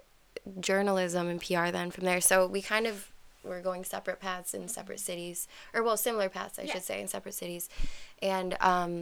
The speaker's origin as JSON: {"language": "English", "town": "Cleveland Heights", "region": "Ohio", "country": "United States", "tie": "born or raised there", "said": "I grew up in Cleveland Heights, and I now live on the West Side"}